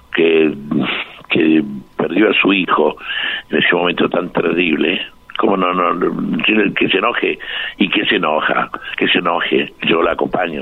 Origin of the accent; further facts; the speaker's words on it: Argentina; somos argentinos todos